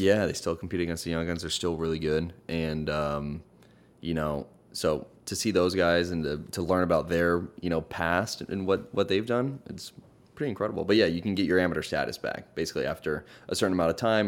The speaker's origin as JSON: {"language": "English", "region": "Hawaii", "country": "United States", "tie": "born or raised there", "moved": "yes", "lives_now": "Los Angeles, United States", "said": "I grew up in Hawaii and now I live in L"}